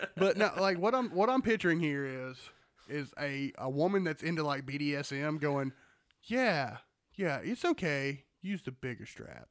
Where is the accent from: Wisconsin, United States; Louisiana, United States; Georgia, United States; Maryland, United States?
Georgia, United States; We're from Georgia.